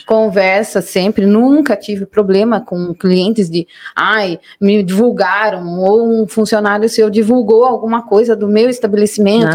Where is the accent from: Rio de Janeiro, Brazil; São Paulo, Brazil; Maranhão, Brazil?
São Paulo, Brazil; Mairinque; also born or lived in São Roque; Nascidas e crescidas em Mairink